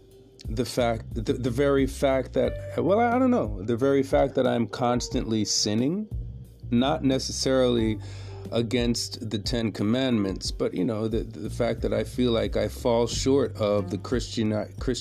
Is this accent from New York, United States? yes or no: yes; New York City, New York, United States; also born or lived in Jamaica; I'm Jamaican, and I in Brooklyn, my mom took us to a Methodist church